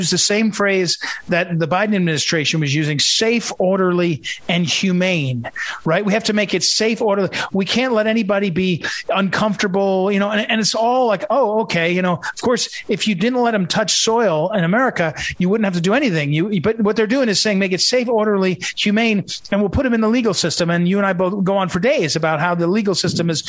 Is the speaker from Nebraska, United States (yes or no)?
no; New Jersey, United States; But I'm from New Jersey